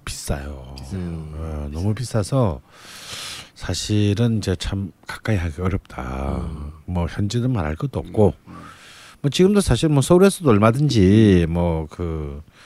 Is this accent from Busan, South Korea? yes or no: yes; Busan, South Korea; moved away as an adult; now in Seoul, South Korea; 어릴 때 부산에서 자랐기 때문에